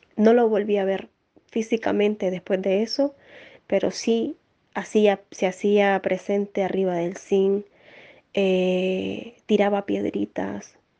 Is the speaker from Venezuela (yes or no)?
no; Nicaragua; now in Spain; soy nicaragüense, actualmente vivo en España